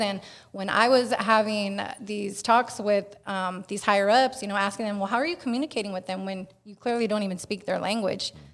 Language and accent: English; Bay Area, Northern California, United States; I'm also from Northern California, from the Bay Area